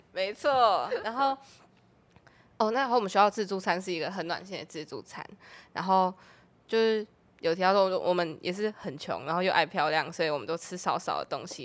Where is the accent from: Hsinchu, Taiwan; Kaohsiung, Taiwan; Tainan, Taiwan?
Tainan, Taiwan; moved away as an adult; now in Taipei, Taiwan; 我是台南人嘛，然后是二零二零年上来台北读书